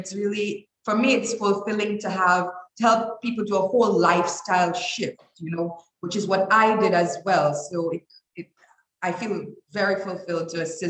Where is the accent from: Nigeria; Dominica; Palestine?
Dominica; also born or lived in Toronto, Canada / New York, United States; I was raised in Dominica. I am a Dominican by all other means.